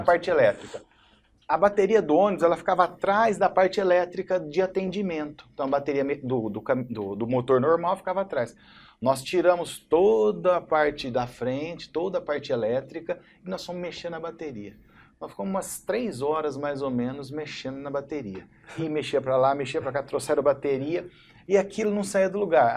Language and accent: Portuguese; Barretos, São Paulo, Brazil; also born or lived in São José do Rio Preto; eu sou de Barreto, assim, de Barreto desde essa dessa idade de três anos